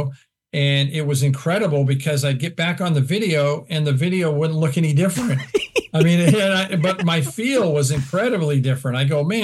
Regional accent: Iowa, United States; moved away; also born or lived in Florida; I'm from Iowa

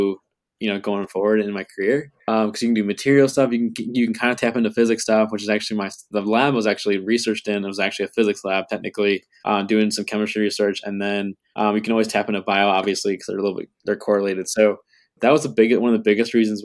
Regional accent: Macomb, Michigan, United States; also born or lived in Holland, Michigan; now in Grand Rapids, United States; I am originally from Macomb, Michigan on the east side of the state

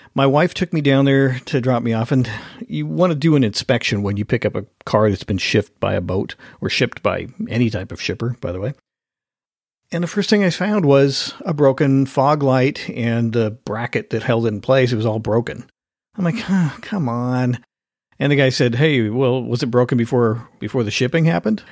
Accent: Oregon, United States; now in Washington, United States; I was born in Oregon

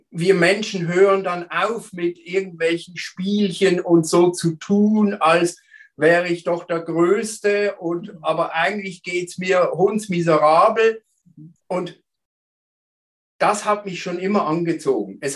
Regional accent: Basel, Basel-Stadt, Switzerland; moved away; Und früher war ich in der Schweiz, in Basel. Ursprünglich komme ich aus Basel, äh, bin Vater von drei Kindern

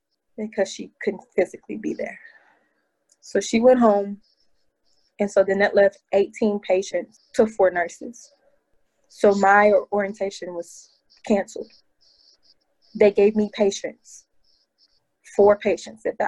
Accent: Nashville, Tennessee, United States; also born or lived in Houston, Texas; now in New York, United States; I'm originally from Nashville, Tennessee

